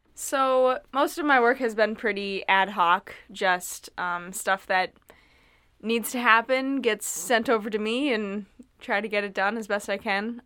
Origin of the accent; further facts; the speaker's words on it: Northfield, Minnesota, United States; I'm originally from Northfield, Minnesota, um, graduated from high school there in twenty nineteen